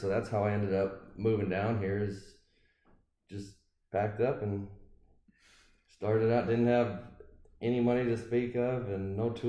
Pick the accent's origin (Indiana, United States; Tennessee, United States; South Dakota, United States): South Dakota, United States; Roscoe; Small rural town up in north central South Dakota, about 300 people. Graduated from a class of 13 and grew up on a farm